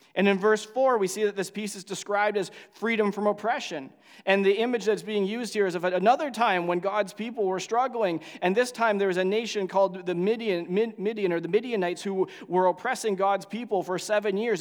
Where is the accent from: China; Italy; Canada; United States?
Canada; as a Canadian